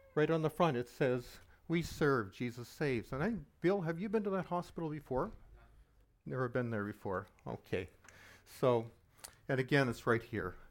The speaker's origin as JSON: {"language": "English", "town": "Halifax", "region": "Nova Scotia", "country": "Canada", "tie": "born or raised there", "said": "I grew up in Halifax during the sixties and seventies"}